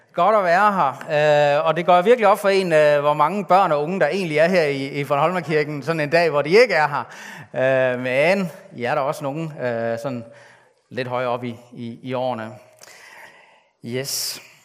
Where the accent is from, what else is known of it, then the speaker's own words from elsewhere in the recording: Denmark; mig, der er født som, som ikke-jøde, som, som en dansker